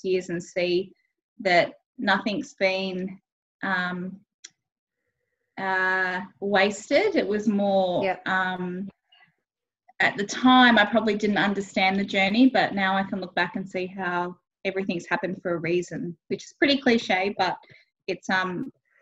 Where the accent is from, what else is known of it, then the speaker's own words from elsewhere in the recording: Tweed Coast, New South Wales, Australia; I grew up on the Gold Coast and I was on the Tweed Coast, actually, so just over the New South Wales Queensland border